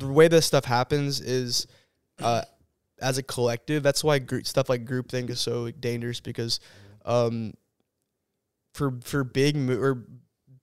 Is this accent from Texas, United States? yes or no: yes; San Antonio, Texas, United States; moved away as an adult; now in Auburn, United States; I'm from San Antonio, Texas, or that area. I always say San Antonio.